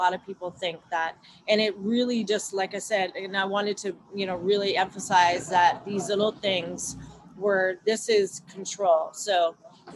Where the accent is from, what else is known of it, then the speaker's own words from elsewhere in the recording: Vancouver, British Columbia, Canada; moved away as an adult; now in California, United States; I grew up, I was born and raised in Vancouver, BC, Canada